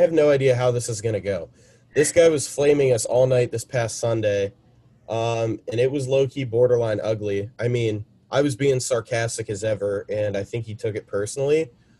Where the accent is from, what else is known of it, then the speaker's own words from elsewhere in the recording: Nevada, United States; I'm from Nevada. I can't count.